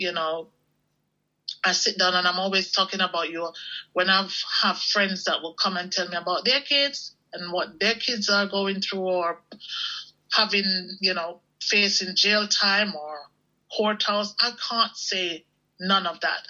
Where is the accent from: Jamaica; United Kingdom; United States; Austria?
Jamaica; growing up in Jamaica in the West Indies, even though we were considered poor